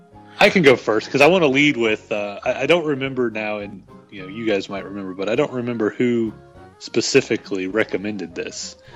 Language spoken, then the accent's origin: English; the South, United States; I'm from the South. I love biscuits and gravy.